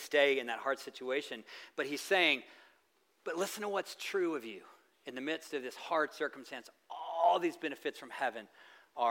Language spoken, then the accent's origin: English; the South, United States; I'm from the South